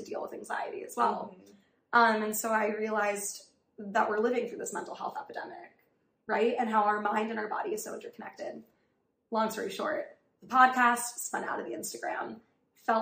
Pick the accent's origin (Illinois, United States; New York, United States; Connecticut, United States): New York, United States; New York City; also born or lived in Riverdale, Bronx; I grew up on the Upper East Side. My family moved to Riverdale when I was in high school